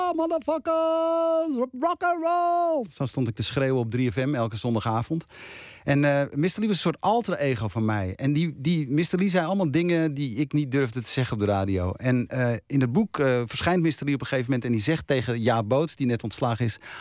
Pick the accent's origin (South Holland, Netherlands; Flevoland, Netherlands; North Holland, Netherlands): North Holland, Netherlands; Bergen; dorpje Bergen... waar ik ben geboren en opgegroeid.